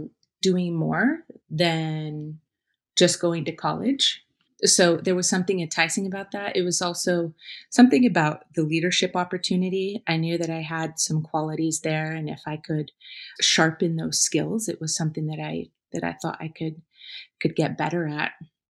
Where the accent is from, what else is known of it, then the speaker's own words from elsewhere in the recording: Napa Valley, California, United States; I grew up in Napa Valley, California.